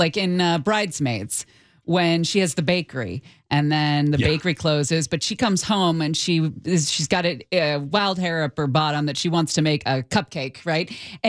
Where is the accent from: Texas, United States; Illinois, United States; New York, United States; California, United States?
California, United States; I feel like we were so spoiled growing up in the Bay Area when it came to deli sandwiches, and we had that fresh sourdough and the French bread, and it's just night and day.